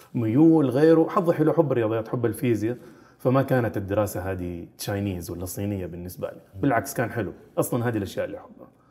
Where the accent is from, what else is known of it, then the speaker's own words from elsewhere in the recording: Jeddah, Makkah Province, Saudi Arabia; also born or lived in Austria; مدينة جدة هي مدينتي تربيت فيها عشت فيها إلين مرحلة الجامعة